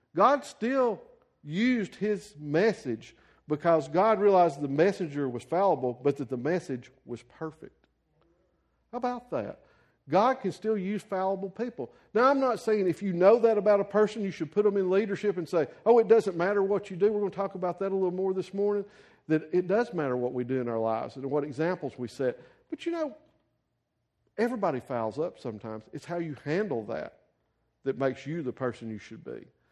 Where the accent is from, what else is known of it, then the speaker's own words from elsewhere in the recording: the South, United States; a white guy growing up in the South in a Baptist church